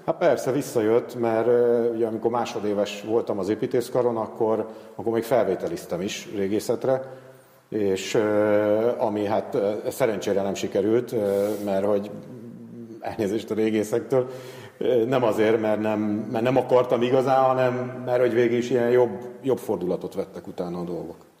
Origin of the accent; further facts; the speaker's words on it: Devecser, Veszprém County, Hungary; moved away; also born or lived in Tapolca; E, illetve Tapolcán születtem, csak Devecserben nőttem fel